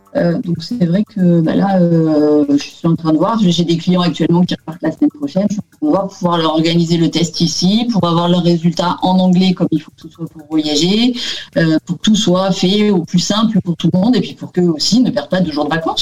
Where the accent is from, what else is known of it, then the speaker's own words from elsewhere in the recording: France; moved away as an adult; ma rue en France où, euh, j'ai habité